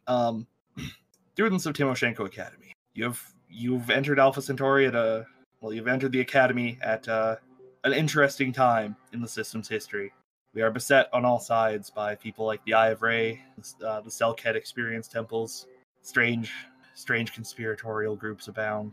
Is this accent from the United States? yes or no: no; Canada; I'm Canadian